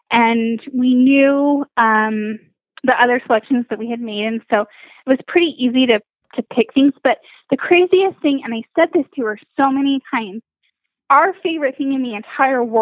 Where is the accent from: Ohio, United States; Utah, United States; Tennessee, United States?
Utah, United States; Salt Lake City; now in St. George, United States; I grew up in Salt Lake